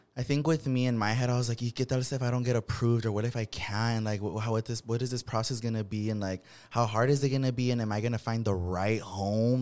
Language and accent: English; Watsonville, California, United States; moved away as an adult; born and raised in Watsonville, which is a smaller city